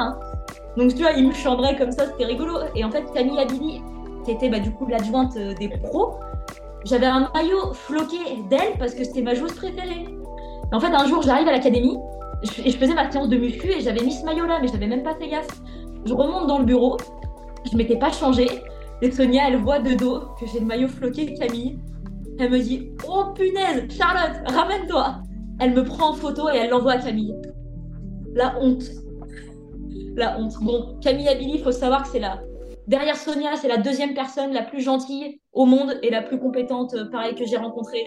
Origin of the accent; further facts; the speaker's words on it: Lyon region, Auvergne-Rhône-Alpes, France; moved away as an adult; also born or lived in Brittany; je suis sur la région lyonnaise. L'objectif, c'est d'y rester parce que bah, c'est ma région natale